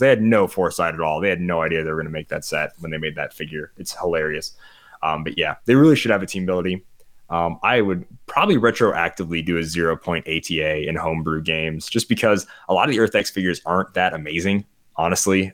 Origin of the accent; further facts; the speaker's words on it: South Dakota, United States; I am from South Dakota